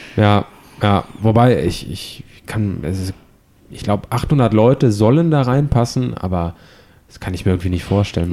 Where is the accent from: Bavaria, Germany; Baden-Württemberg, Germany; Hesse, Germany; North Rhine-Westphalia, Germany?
North Rhine-Westphalia, Germany; Düsseldorf; now in Hamburg, Germany; Ich komme aus Düsseldorf.